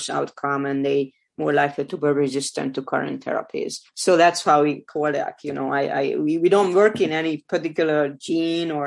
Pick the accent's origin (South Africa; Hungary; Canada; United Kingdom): Hungary; moved away as an adult; now in United States; I was born in Hungary. I grew up there